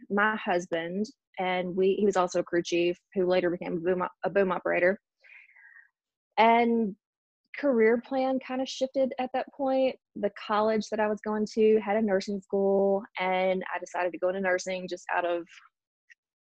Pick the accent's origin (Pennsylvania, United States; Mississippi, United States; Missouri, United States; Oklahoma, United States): Mississippi, United States; also born or lived in Houston, Texas; I was born in Houston, Texas, moved to Mississippi, probably not too much longer after that, and grew up in Mississippi, was raised here